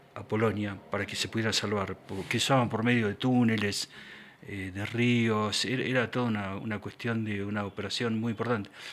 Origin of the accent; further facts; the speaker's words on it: Argentina; moved away; also born or lived in Quito, Ecuador / United States; yo crecí en Argentina en mi adolescencia, en la época de la dictadura